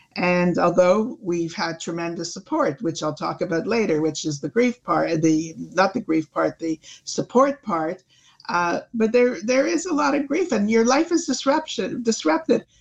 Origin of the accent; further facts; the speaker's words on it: Canada; we're Canadian